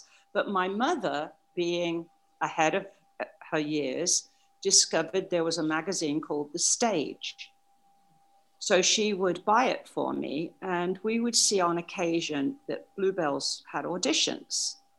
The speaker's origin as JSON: {"language": "English", "town": "Wellingborough", "region": "East Midlands", "country": "United Kingdom", "tie": "born or raised there", "said": "Okay, I was born and bred in Wellingborough, Northants in England."}